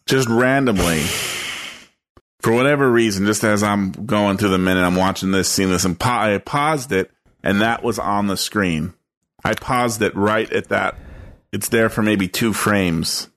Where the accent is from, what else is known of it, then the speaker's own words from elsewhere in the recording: East Coast, United States; I grew up on the east